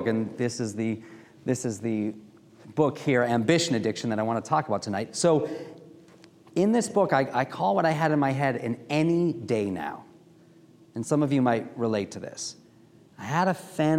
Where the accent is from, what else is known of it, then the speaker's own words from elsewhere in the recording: Milwaukee, Wisconsin, United States; also born or lived in Washington, D.C.; now in Baltimore, United States; I grew up in Milwaukee, Wisconsin